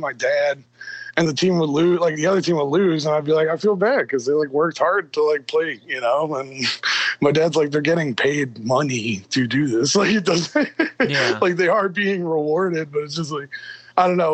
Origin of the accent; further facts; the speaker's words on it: New York, United States; now in Philadelphia, United States; Growing up in New York